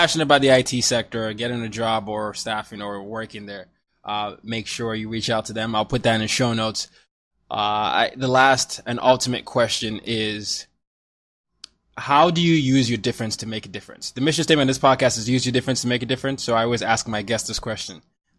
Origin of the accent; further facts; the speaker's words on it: Nigeria; I mean, yeah, I'm Nigerian. I have to say soccer here, but I say football.